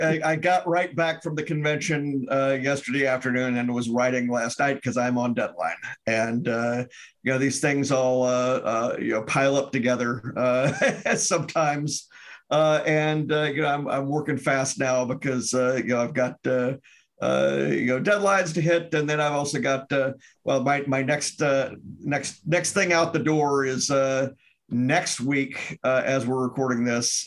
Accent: Memphis, Tennessee, United States; moved away as an adult; now in Wisconsin, United States; I'm from Memphis originally. I live in Wisconsin and have lived for about 27 years, 28 years

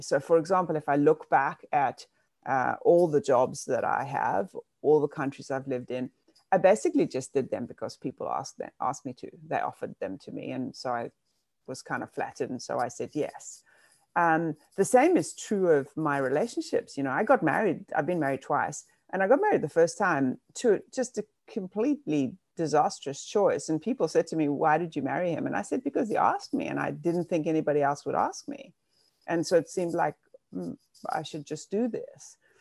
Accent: South Africa; now in New York City, United States; I grew up in South Africa, and that was apartheid South Africa

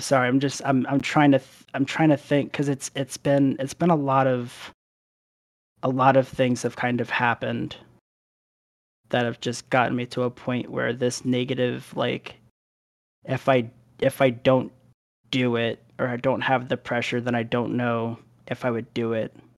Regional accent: Philadelphia, Pennsylvania, United States; moved away; also born or lived in Arizona / Delaware; we ended up moving to Philadelphia for the majority of what I can remember of my younger years

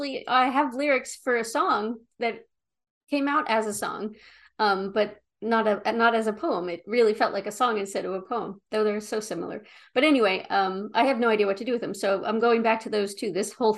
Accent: New Jersey, United States; You know, I grew up in South Jersey. You know, I had a mouth like a sailor.

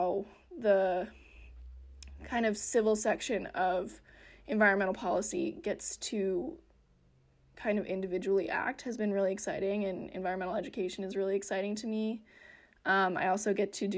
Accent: Western Colorado, United States; I grew up in Western Colorado

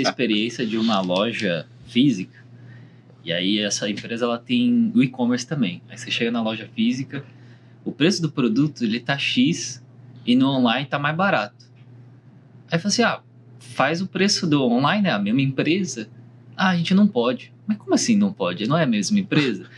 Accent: Brazil; also born or lived in South Korea; eu sou, na verdade, sul-coreano, nasci na Coreia, mas cresci aqui no Brasil

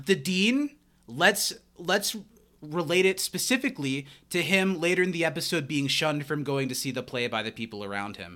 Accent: Midwest, United States; Growing up in the Midwest and being in the Midwest now

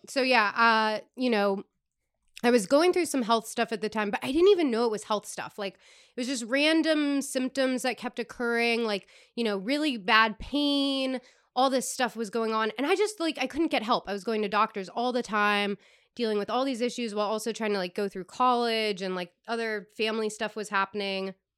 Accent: East Coast, United States; moved away; I come from the East Coast

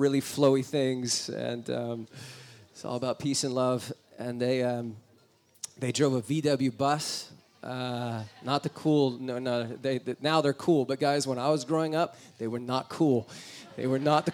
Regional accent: New Jersey, United States; I was born in New Jersey. It's on the eastern side of the United States.

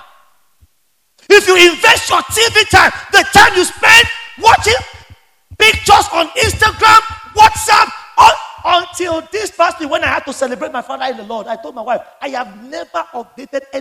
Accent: Lagos, Nigeria; the Ilaje Bariga where I grew up

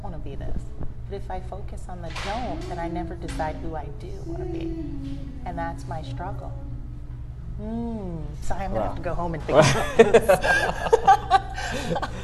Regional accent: United States; she thought of me as the American

